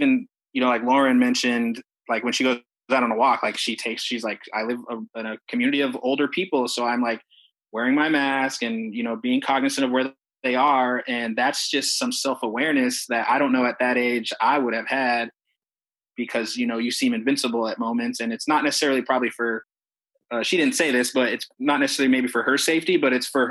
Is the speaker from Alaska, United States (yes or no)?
yes; Alaska, United States; moved away; I grew up in Alaska.